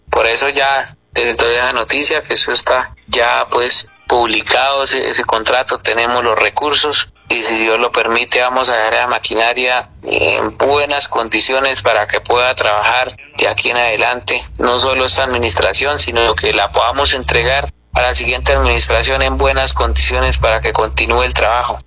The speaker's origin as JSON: {"language": "Spanish", "town": "Tona", "region": "Santander", "country": "Colombia", "said": "mi querido municipio de Tona, corregimientos y veredas allá mi tierra, Berlín"}